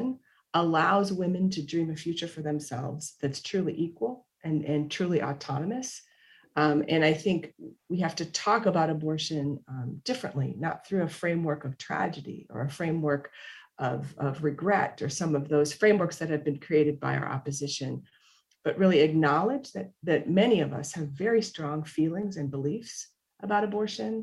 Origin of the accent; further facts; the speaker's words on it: Minnesota, United States; now in Texas, United States; having, you know, been born and raised in Minnesota and then lived, you know, a significant chunk of my life here in Texas